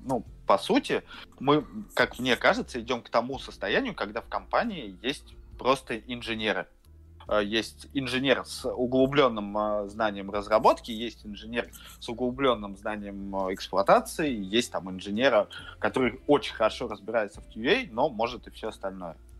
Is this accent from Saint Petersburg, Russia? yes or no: yes; Saint Petersburg, Russia; я из Питера